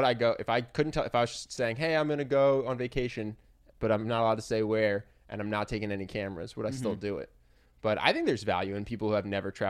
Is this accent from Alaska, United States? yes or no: no; Philadelphia, Pennsylvania, United States; Yes, I grew up in Philadelphia, and the Philadelphia Art Museum never mattered to me.